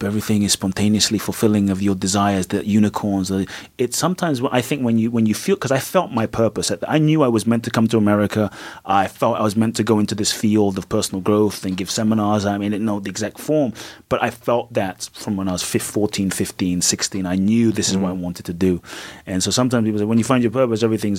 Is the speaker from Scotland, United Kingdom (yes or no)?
no; London, United Kingdom; moved away as an adult; also born or lived in Ghana; now in United States; growing up in Peckham was literally like a ghetto